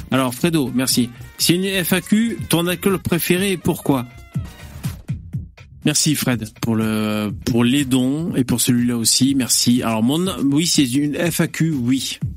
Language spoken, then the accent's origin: French; China; Je suis chinois, je sais que je vais boire le saké.